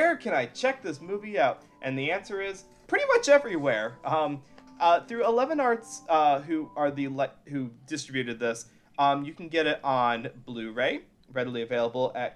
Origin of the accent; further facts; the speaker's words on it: Midwest, United States; I'm from the Midwest